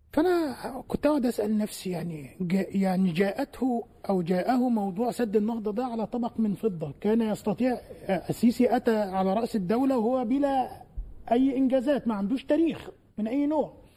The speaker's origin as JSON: {"language": "Arabic", "country": "Egypt", "said": "عندنا في مصر"}